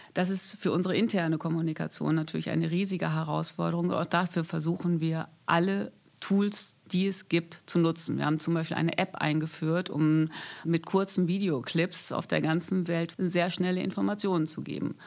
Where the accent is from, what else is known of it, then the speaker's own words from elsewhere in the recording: North Rhine-Westphalia, Germany; Ich komme aus Ostwestfalen. Ich bin ein Kind vom Land. Das heißt, ich bin auch mit Natur aufgewachsen